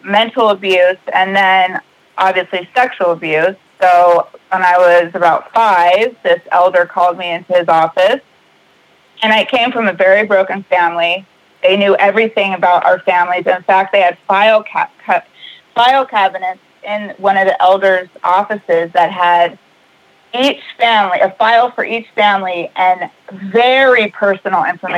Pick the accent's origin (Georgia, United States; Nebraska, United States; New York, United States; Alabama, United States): Alabama, United States; Mobile; also born or lived in California; everybody moved all the way to Mobile, Alabama. And we lived there in the same area